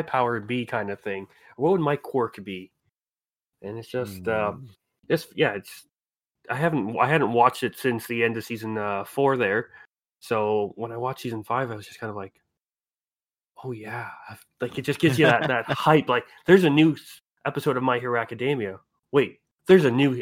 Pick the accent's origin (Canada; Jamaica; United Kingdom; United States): Canada; a pretty standard Canadian person